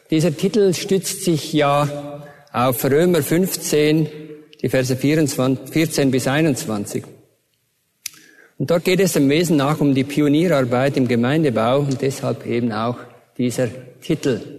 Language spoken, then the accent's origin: German; Switzerland; accent: Swiss; Ich bin ein waschechter Schweizer, aber das hört ihr ja wahrscheinlich an meinem Akzent.